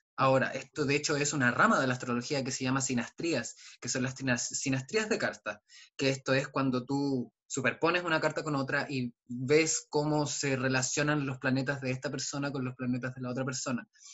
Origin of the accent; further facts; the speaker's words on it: Aysén, Chile; vengo de Aysén